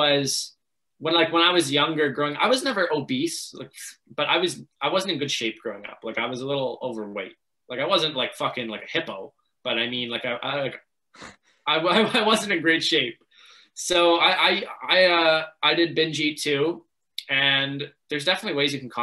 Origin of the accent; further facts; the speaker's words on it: Markham, Ontario, Canada; growing up in Markham, everything was really sheltered